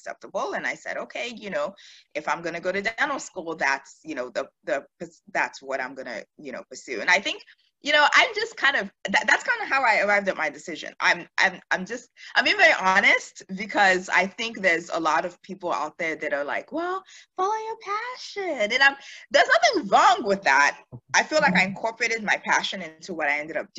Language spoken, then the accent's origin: English; Houston, Texas, United States; also born or lived in Nigeria / Maryland / Pearland, Texas / Pittsburgh; I'm Nigerian, of course. I mean, like most of us are, but I'm from Houston. We moved to the States when I was about 8, I guess, at that point. Used to live in Maryland, ended up moving down to Texas